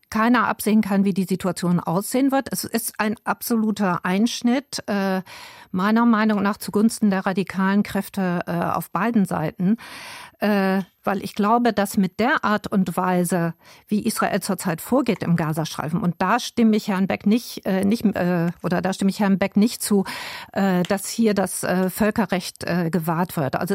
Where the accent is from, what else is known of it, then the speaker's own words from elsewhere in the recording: Bremen, Germany; Also ich meine, ich komme aus Bremen.